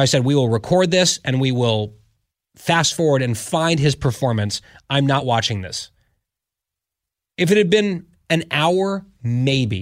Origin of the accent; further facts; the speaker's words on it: United States; I'm an American